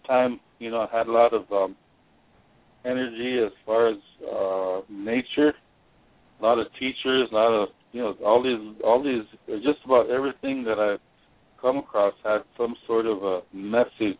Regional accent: Yankton, South Dakota, United States; I grew up there in Yankton along the river, the Missouri River, and that's the place I called my home

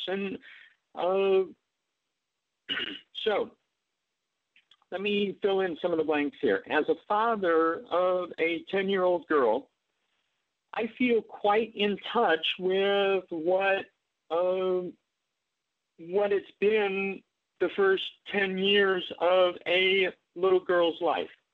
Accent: Omaha, Nebraska, United States; moved away; I grew up in Omaha, Nebraska

